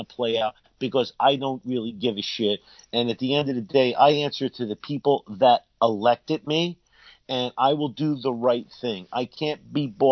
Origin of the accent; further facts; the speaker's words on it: New Jersey, United States; I'm from New Jersey